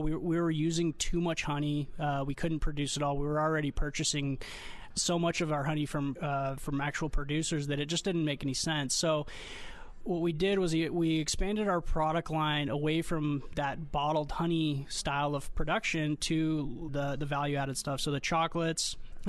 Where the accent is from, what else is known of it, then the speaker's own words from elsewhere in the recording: Armenia; now in United States; I immigrated here from Armenia, actually, where my family was five generations of beekeepers. And when we came to America, to the West Coast